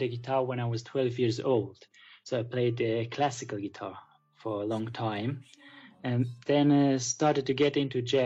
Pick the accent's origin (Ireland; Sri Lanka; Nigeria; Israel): Israel; from Israel